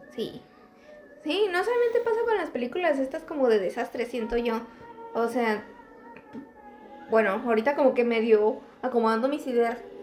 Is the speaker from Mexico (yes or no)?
yes; Mexico; en mi país